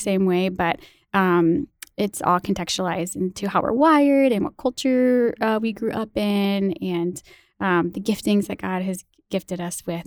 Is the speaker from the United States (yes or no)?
yes; small town right outside Saint Louis, Illinois, United States; also born or lived in Missouri; now in Madison, United States; I am from Illinois